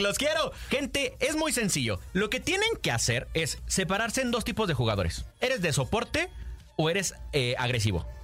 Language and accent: Spanish; Mexico; Hoy somos los mexicanos los que estamos viendo y somos esta primera generación de creadores de contenido